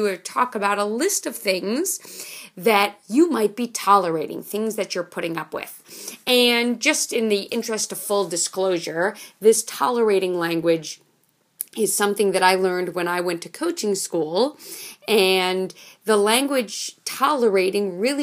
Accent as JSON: {"language": "English", "town": "New York City", "region": "New York", "country": "United States", "tie": "born or raised there", "said": "I grew up in Manhattan. I grew up on the corner of 79th Street and York Avenue"}